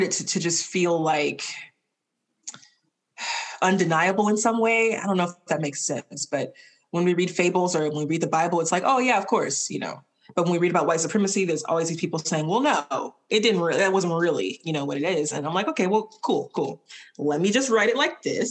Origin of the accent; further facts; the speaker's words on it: the South, United States; as a Southerner and as a Black person